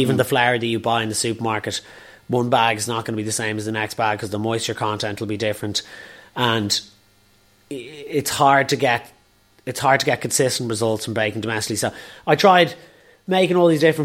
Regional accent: Dublin, Leinster, Ireland

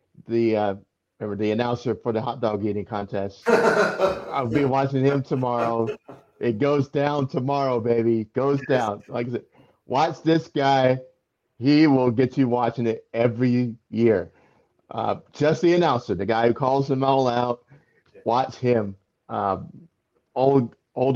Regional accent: Raleigh, North Carolina, United States; I grew up in Raleigh next to the NC State Fairgrounds

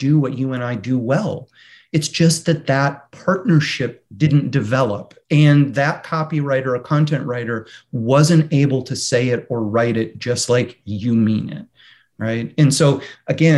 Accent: Michigan, United States; moved away; I'm from Michigan originally

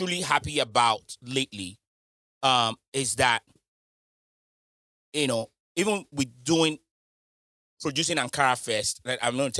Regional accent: Nigeria; I'm Nigerian

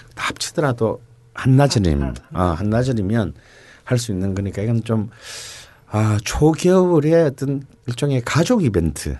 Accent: Busan, South Korea; moved away; 부산 출신이지만

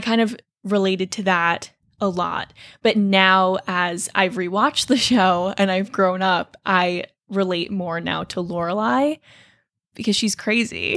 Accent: Toms River, New Jersey, United States; I am from Toms River, New Jersey

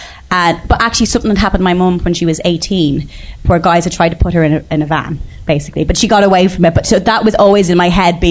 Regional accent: Bray, County Wicklow, Ireland; I'm from Bray

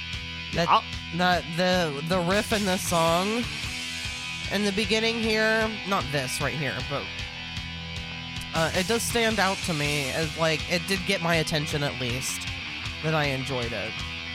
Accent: United States; being an American

